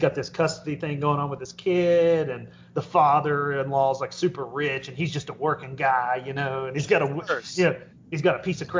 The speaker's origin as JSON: {"language": "English", "region": "the South", "country": "United States", "said": "I'm from the South"}